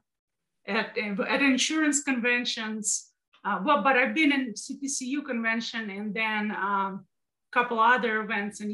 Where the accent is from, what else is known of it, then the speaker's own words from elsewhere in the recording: Russia; now in United States; I'm from Russia.